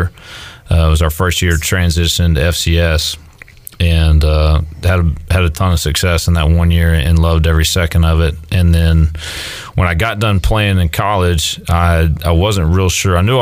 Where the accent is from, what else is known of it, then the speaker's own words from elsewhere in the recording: San Angelo, Texas, United States; I grew up in San Angelo, Texas